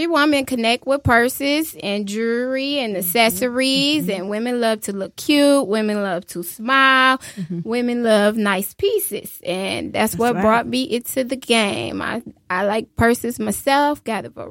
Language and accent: English; Detroit, Michigan, United States; I am from the D